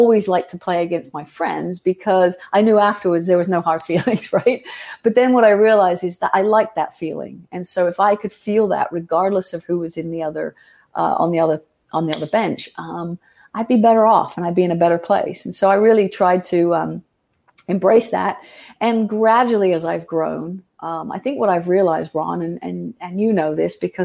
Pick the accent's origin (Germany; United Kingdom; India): United Kingdom; England; now in United States; I grew up in England, and it's incredibly tribal there.